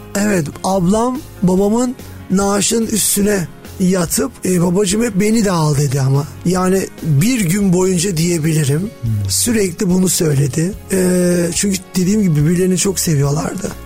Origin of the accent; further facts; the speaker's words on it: Istanbul, Turkey; born or raised there